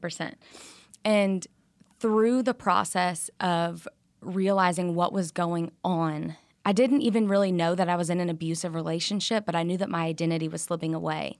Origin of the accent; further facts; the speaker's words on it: Louisiana, United States; I'm from Louisiana